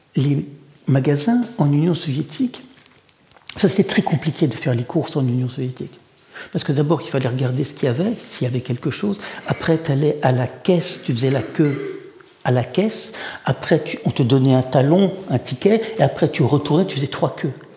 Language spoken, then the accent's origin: French; Paris suburbs, Île-de-France, France; first language Russian; French is a second language; also born or lived in Saint Petersburg, Russia; je suis un garçon de la banlieue parisienne.